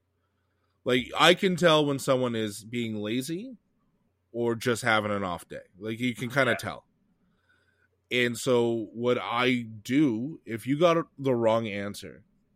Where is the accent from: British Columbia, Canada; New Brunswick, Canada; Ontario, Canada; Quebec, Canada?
Quebec, Canada; I grew up in Quebec